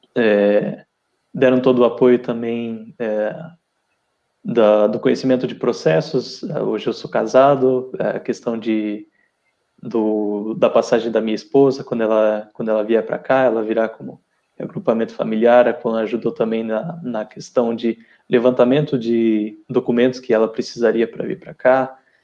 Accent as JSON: {"language": "Portuguese", "town": "Curitiba", "region": "Paraná", "country": "Brazil", "moved": "as an adult", "lives_now": "Portugal", "said": "Eu sou de Curitiba, Paraná"}